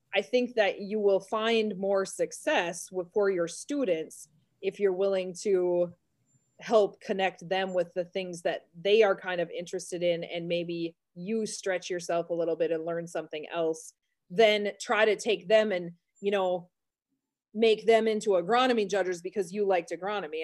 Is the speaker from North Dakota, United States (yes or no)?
yes; Carrington, North Dakota, United States; also born or lived in Medina, North Dakota; this is my hometown, so I grew up here